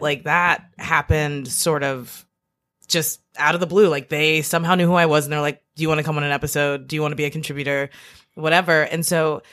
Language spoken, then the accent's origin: English; Northern Kentucky, United States; moved away as an adult; now in Brooklyn, United States; growing up in Kentucky